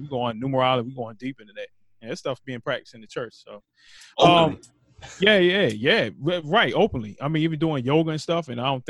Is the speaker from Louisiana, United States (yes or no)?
no; Radford, Virginia, United States; I'm from Radford, so that tech right there. Yeah, yeah. That's my hometown.